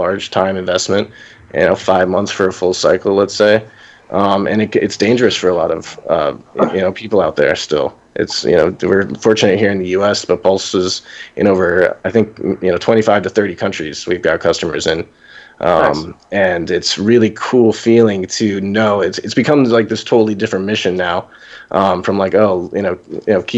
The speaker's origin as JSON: {"language": "English", "region": "Florida", "country": "United States", "tie": "born or raised there", "said": "Florida, which is essentially my home state"}